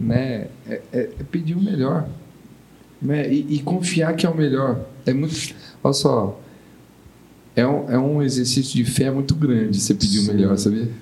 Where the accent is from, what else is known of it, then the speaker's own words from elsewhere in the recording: São Paulo, Brazil; eu sou de São Paulo